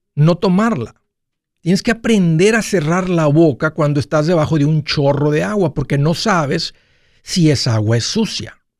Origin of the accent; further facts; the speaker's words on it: Matamoros, Tamaulipas, Mexico; moved away; en Matamoros, de donde yo vengo